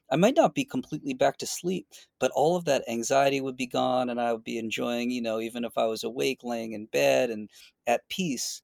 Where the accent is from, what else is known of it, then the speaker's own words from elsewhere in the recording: Boston, Massachusetts, United States; moved away as an adult; also born or lived in Florida / San Francisco; now in north of San Francisco, United States; I grew up in Boston